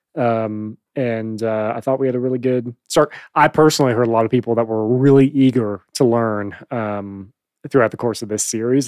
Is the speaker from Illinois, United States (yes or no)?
yes; Chicago, Illinois, United States; moved away; I'm from Chicago.